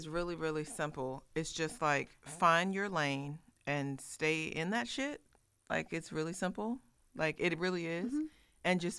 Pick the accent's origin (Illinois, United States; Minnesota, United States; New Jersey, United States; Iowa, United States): Iowa, United States; moved away; I'm from Iowa